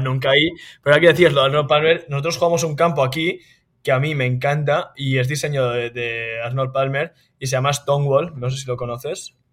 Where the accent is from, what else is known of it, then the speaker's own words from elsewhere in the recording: Spain; moved away as an adult; now in United States; somos españoles, también ganamos como españoles